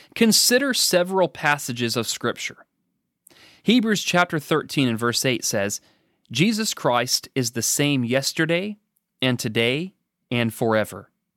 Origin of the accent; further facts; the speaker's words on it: the Northwest, Pacific Northwest, United States; now in Danville, Kentucky, United States; I was raised in the Northwest.